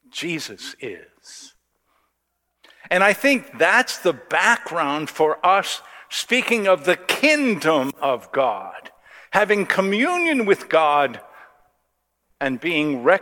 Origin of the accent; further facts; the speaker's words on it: United States; And, and I don't know, as an American